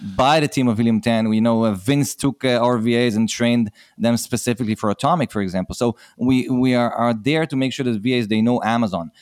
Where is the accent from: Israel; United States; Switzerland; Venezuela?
Israel; accent: Israeli; I'm from Israel, so this is an Israeli accent.